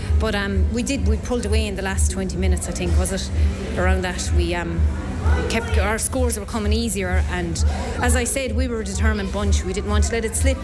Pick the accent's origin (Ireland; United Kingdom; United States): Ireland; Drom and Inch, Tipperary, Munster